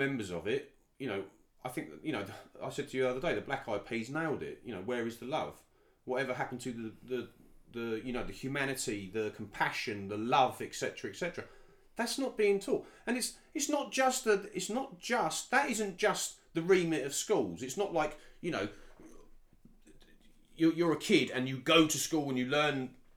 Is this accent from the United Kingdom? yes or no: yes; United Kingdom; also born or lived in Dubai / London; myself as a British guy